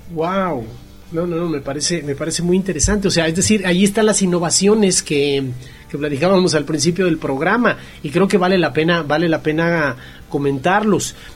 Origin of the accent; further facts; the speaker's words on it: Mexico; como mexicano